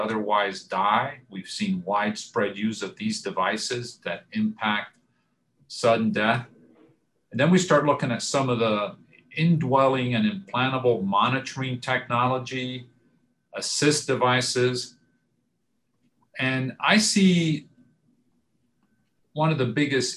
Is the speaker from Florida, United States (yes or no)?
yes; Florida, United States; also born or lived in Cuba / Michigan; now in Atlanta, United States; I was born in Cuba. I was fortunate to come to the United States at age 7. Grew up in Florida